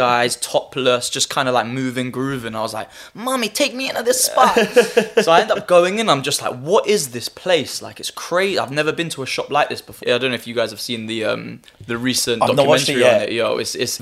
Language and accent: English; Harrow, London, United Kingdom; also born or lived in Nottingham / Cyprus; I'm a Harrow boy. Like, I was born and raised in Harrow.